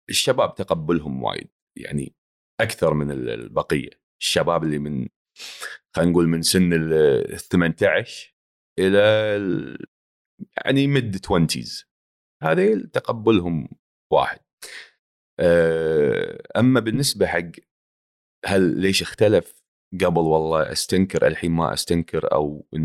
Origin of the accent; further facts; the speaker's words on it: Palestine; now in Kuwait; وبتكلم فلسطيني باللايف وبفتح بالانستغرام وبحكي مع الناس زلماوي عشان يفهموا انه انا فلسطيني يعني فيش حدا بيعرف انه انا يعني بس هاي لهجه الكويت خلاص انت تعودت وقاعد هون بتحكي مع الناس حتى بالبيت تتكلم كويتي